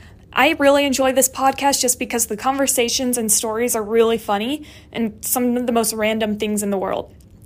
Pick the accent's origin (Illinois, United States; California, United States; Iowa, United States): California, United States; Grand Terrace; now in Flagstaff, United States; I am from Grand Terrace, California, and I'm a senior studying strategic communications here at NAU.